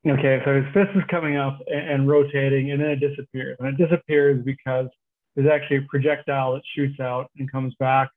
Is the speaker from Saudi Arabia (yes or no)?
no; Regina, Saskatchewan, Canada; We grew up in Regina.